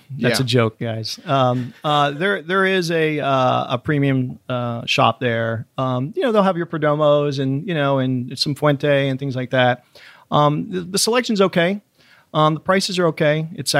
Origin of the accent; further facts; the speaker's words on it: Florida, United States; now in Miami, United States; I grew up in Central Florida on a farm, you know, walking on fences and, you know, definitely, you know, Mark Twain or Huckleberry Finn kind of stuff.